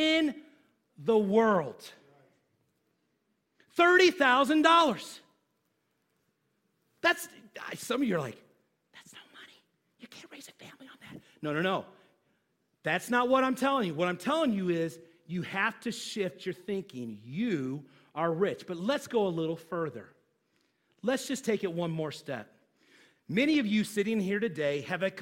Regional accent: United States; as American

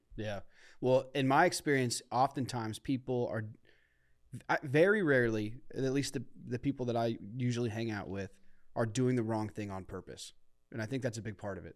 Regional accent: Akron, Ohio, United States; I grew up in Akron

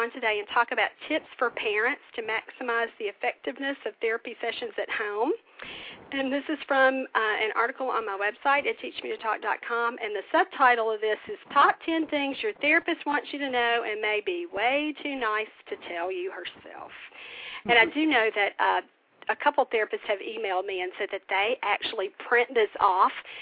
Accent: the South, United States; growing up in the South

